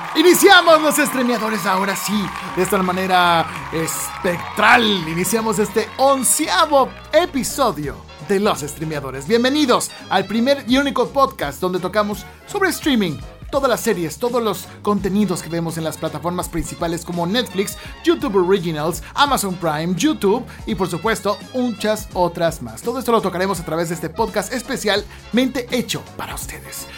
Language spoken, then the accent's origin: Spanish; Mexico; Somos mexicanos